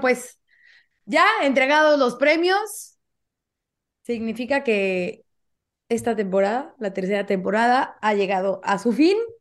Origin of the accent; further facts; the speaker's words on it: Mexico; como mexicana